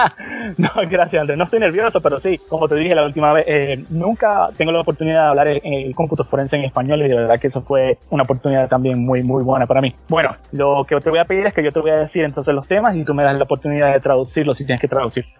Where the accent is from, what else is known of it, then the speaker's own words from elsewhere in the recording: San Juan, Puerto Rico; now in West Palm Beach, United States; soy nacido y criado en San Juan, Puerto Rico.